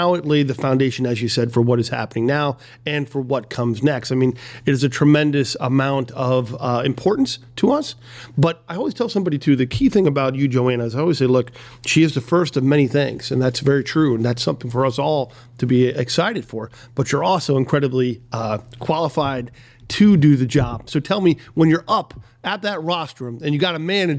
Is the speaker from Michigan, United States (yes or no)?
no; Mount Lebanon, Pennsylvania, United States; when I was a commissioner in my hometown of Mount Lebanon